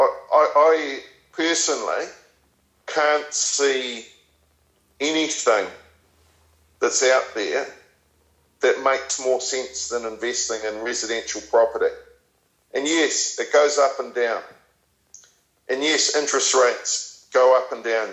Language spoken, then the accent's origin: English; New Zealand; moved away as an adult; now in England, United Kingdom; I'm a New Zealander originally. I left New Zealand in the mid-2000s, and I chose to come over this side of the world, and I've chose to live in England specifically.